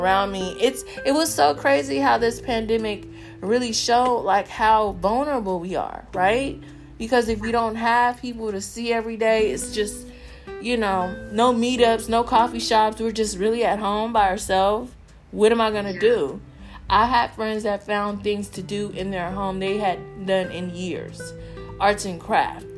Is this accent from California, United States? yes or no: yes; Southern California, United States; a Black American, growing up in Southern California.